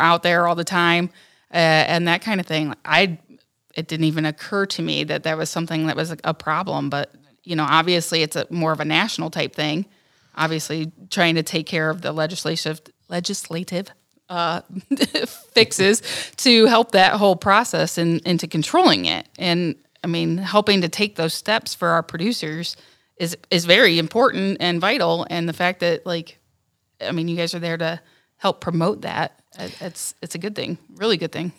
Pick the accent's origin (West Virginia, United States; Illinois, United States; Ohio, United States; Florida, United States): Ohio, United States; Northern; I'm from Northern Ohio